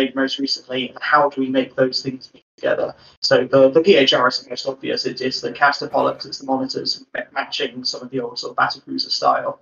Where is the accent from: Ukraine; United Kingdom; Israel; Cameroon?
United Kingdom; Bristol, South West England; moved away as an adult; now in Cornwall, United Kingdom; I'm from Bristol